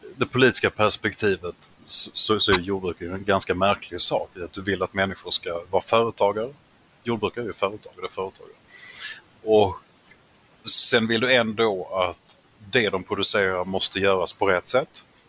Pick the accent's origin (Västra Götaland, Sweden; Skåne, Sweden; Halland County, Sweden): Skåne, Sweden; som halvfinsk skåning